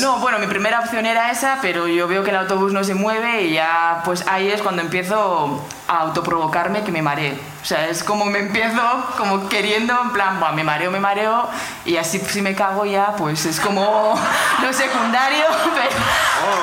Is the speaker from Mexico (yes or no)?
no; Oñati, Basque Country, Spain; De Oñati, de Guipúzcoa